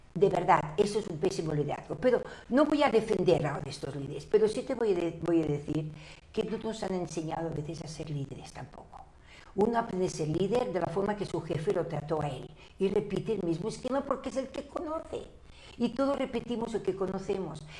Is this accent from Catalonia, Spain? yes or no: yes; Barcelona, Catalonia, Spain; yo nací en Barcelona